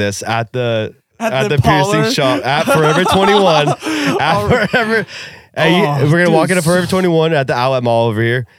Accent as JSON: {"language": "English", "region": "Oregon", "country": "United States", "said": "we are from Oregon"}